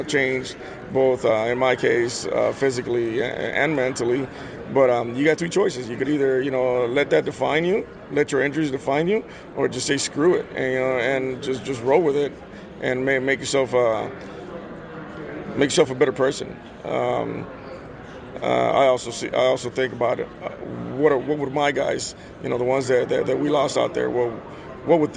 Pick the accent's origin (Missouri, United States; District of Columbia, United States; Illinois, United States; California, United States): California, United States; Los Angeles; also born or lived in El Salvador; I grew up in Los Angeles.